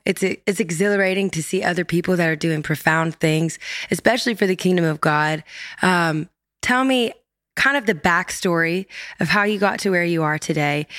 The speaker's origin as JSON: {"language": "English", "region": "Louisiana", "country": "United States", "tie": "born or raised there", "said": "I grew up in Louisiana"}